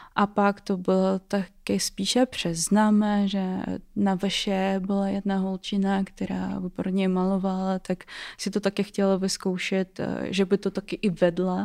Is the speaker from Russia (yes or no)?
yes; Russia; Czech is a second language; moved away as an adult; now in Czech Republic; teď jsem v Česku a pocházím eh, z Ruska